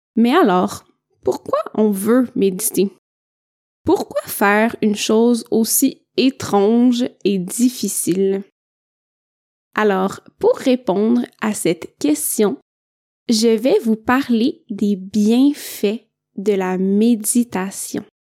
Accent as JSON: {"language": "French", "region": "Quebec", "country": "Canada", "said": "je viens du Québec"}